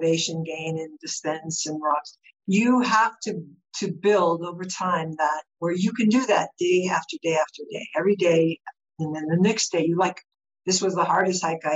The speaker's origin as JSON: {"language": "English", "region": "Colorado", "country": "United States", "said": "we're from Colorado, so we're used to high altitude"}